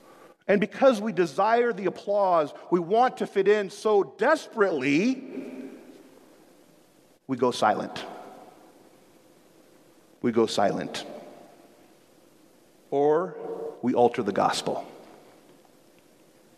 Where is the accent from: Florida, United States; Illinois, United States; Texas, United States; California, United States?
Illinois, United States; Chicago; now in Seattle, United States; I grew up in Chicago